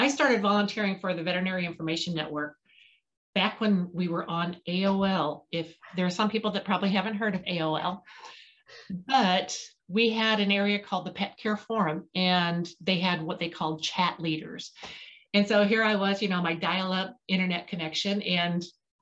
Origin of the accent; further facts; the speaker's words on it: Payson, Illinois, United States; I'm from Podunk, Payson, Illinois, the middle of nowhere